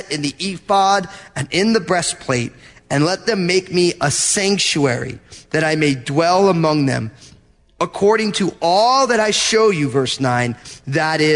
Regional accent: New Jersey, United States; I'm from New Jersey.

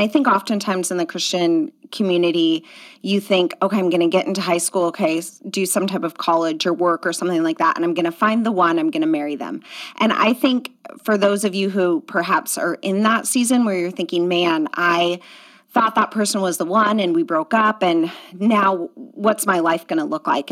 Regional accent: outside of Portland, Oregon, United States; also born or lived in Southern California; now in Washington, United States; I grew up outside of Portland

